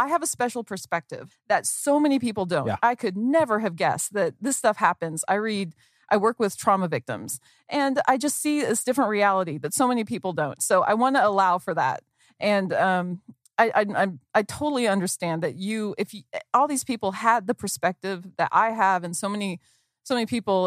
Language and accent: English; Arkansas, United States; accent: southern; moved away as an adult; also born or lived in Texas; I can already tell my accent's going to come back. I grew up in Arkansas and then went to college in Texas